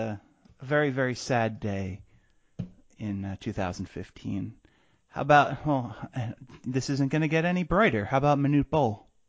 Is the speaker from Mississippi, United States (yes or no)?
no; California, United States; I was born in California, didn't really understand geography.